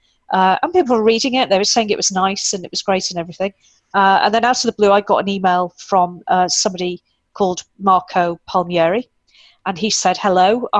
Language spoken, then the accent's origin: English; United Kingdom; being British, if people haven't worked that out yet, I am indeed British